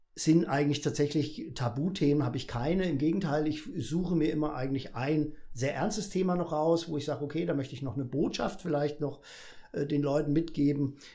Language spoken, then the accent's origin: German; Fulda, Hesse, Germany; geboren in der Florengasse, wie sich das gehört, Bäckerer Vogel. Äh, groß geworden auf der Gasse